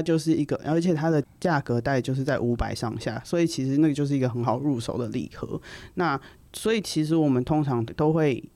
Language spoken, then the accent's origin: Chinese; Taiwan; 我们台湾人